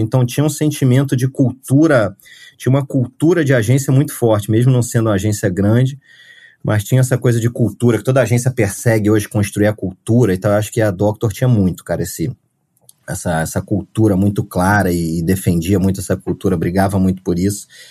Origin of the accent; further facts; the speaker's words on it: Rio de Janeiro, Brazil; moved away as an adult; also born or lived in São Paulo / Portugal; eu sou carioca